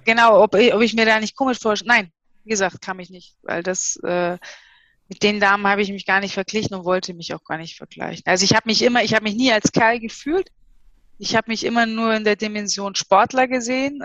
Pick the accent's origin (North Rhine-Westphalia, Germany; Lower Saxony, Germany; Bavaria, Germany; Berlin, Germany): Bavaria, Germany; Bayreuth; moved away as an adult; also born or lived in East Germany (GDR); Also Bayreuth, Fränkische Schweiz, das ist so die Region, in der ich groß geworden bin